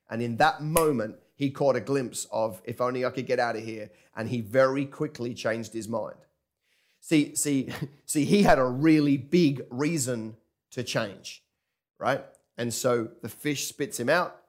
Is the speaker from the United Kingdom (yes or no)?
yes; England, United Kingdom; now in Kingscliff, Australia; I grew up in England